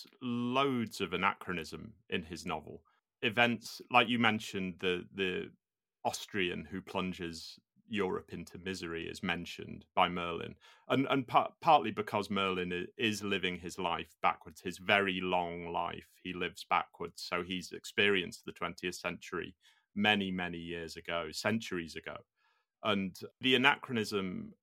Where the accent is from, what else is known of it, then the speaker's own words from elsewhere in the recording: United Kingdom; being British